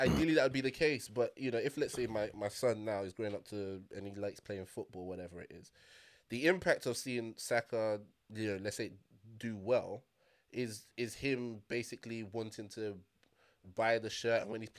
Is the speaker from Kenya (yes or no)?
no; Liverpool, North West England, United Kingdom; I'm from Liverpool. I'm a... I'm a Scouser. If a Scouser does well, then I feel connected to that.